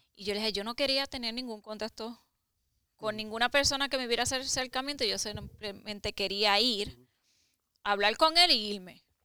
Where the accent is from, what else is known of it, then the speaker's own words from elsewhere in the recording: Carolina, Puerto Rico; moved away; vivía en Puerto Rico porque soy de Carolina, ah, Puerto Rico